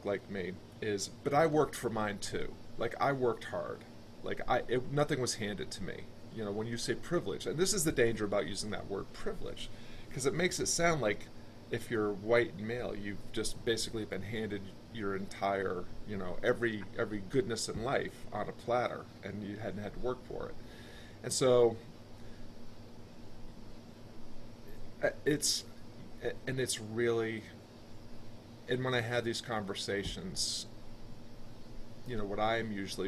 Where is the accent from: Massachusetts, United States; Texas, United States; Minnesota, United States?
Massachusetts, United States; Springfield; I grew up outside of Springfield, Massachusetts for a lot of my youth